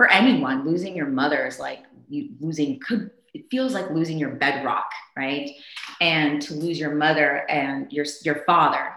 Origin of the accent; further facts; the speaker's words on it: Maryland, United States; also born or lived in Zambia; I was just a normal kid growing up in Maryland